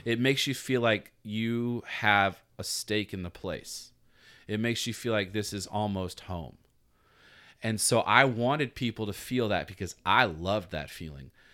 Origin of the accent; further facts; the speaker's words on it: Atlanta, Georgia, United States; now in Virginia Beach, United States; I'm from Atlanta, Georgia, man, and I'm sitting here working at a beach coffee shop